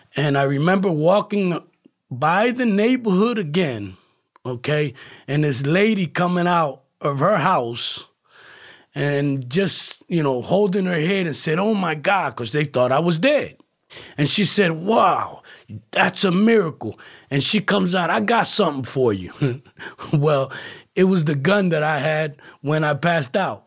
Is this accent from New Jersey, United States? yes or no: yes; Camden, New Jersey, United States; moved away as an adult; also born or lived in Philadelphia; now in Florida, United States; I'm originally from New Jersey, uh, city called Camden, okay, uh, Camden County. right across Philadelphia